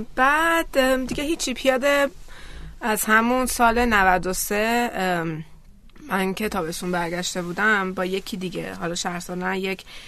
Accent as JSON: {"language": "Persian", "country": "Iran", "said": "ما از ایرانیم"}